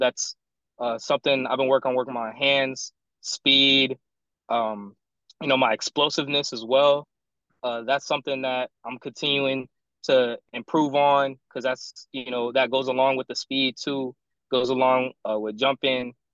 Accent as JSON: {"language": "English", "town": "San Diego", "region": "California", "country": "United States", "also_born_or_lived": "South Dakota", "moved": "as an adult", "said": "I'm I'm from San Diego"}